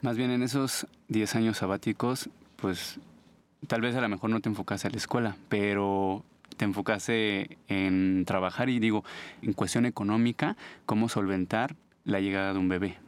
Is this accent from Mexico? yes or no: yes; Mexico City, Mexico; Soy de aquí de la Ciudad de México.